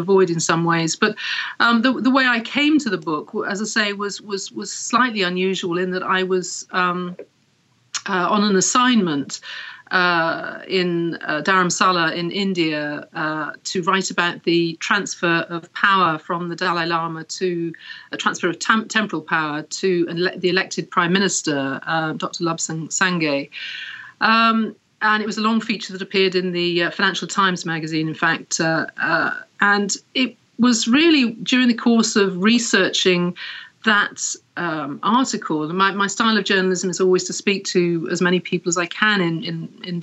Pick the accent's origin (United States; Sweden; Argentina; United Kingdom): United Kingdom; Wales; also born or lived in Paris / Berlin; now in London, United Kingdom; I was born in Wales, here in the UK, and I was raised Anglican